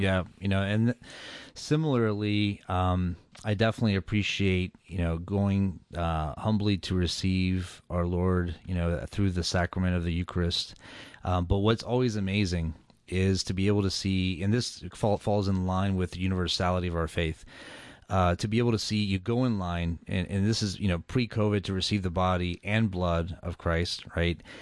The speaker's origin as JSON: {"language": "English", "town": "Atlanta", "region": "Georgia", "country": "United States", "tie": "born or raised there", "said": "I was born and raised in Atlanta, Georgia"}